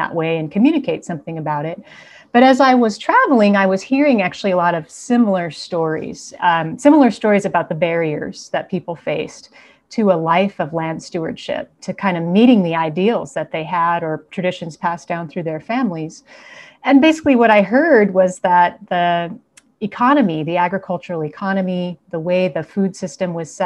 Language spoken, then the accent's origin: English; Missoula, Montana, United States; now in Santa Barbara, United States; I was born and raised in Missoula, Montana